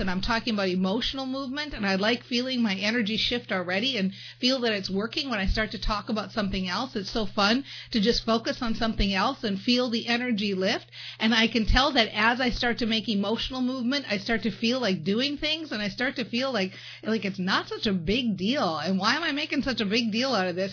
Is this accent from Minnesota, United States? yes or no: yes; Minnesota, United States; I'm from Minnesota and we got that thing where we switch up those two.